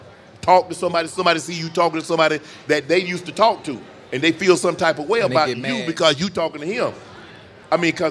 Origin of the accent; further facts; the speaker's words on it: Georgia, United States; I'm from Georgia